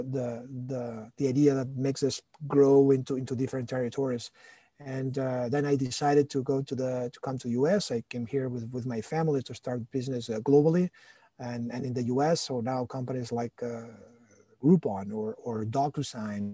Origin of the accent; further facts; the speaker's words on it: Barcelona, Catalonia, Spain; moved away as an adult; now in United States; I'm originally from Barcelona